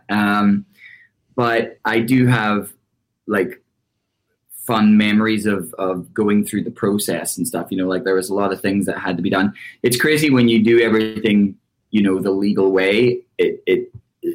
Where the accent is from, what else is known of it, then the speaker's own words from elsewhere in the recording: Larne, Northern Ireland, United Kingdom; moved away as an adult; now in United States; I'm actually from Northern Ireland, from a tiny, tiny town called Larne. It's 20 miles north of Belfast